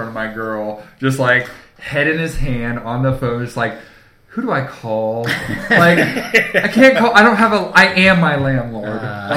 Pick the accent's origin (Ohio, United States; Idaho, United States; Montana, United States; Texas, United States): Ohio, United States; we're from Ohio